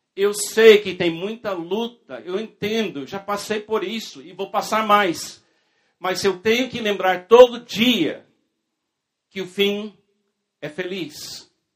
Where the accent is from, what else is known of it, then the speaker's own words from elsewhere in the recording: United States; na minha infância, na minha juventude, na Igreja Batista nos Estados Unidos.